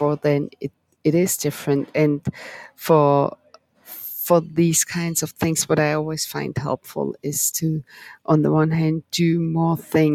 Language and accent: English; Germany; moved away; I'm from Germany originally